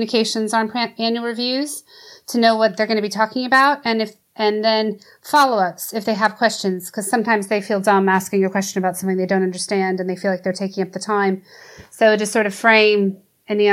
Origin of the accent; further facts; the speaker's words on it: United States; moved away as an adult; now in United Kingdom; as an American who grew up in a system that we talked about this stuff all the time